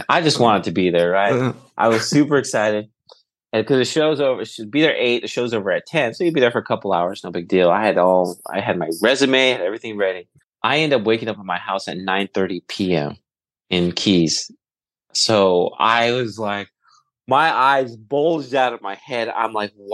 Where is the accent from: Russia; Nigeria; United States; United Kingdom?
United States; Turlock, California; I wanted to be a TV reporter growing up in Turlock.